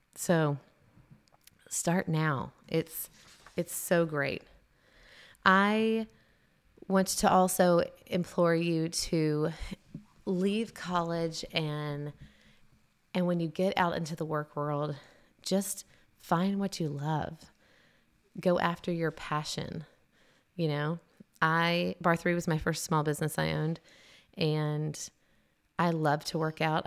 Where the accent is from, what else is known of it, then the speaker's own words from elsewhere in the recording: Tennessee, United States; moved away as an adult; also born or lived in South Carolina; I was a transplant from Tennessee